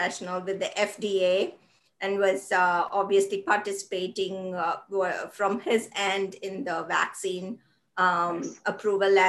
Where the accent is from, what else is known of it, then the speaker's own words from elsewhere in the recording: India; moved away; when I was growing up in the 80s in India